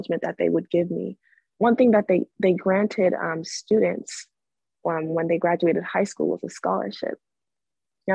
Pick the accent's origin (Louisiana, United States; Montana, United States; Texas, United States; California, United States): California, United States; I grew up in the Catholic Church in California since I was a little girl to about age 16